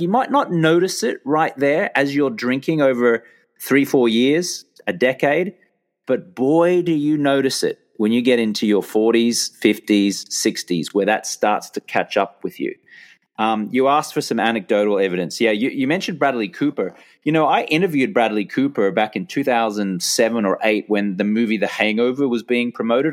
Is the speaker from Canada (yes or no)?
no; Brisbane, Queensland, Australia; moved away as an adult; back in my hometown of Brisbane, Australia from my late teens, uh, right up until when I left Australia in my early thirties.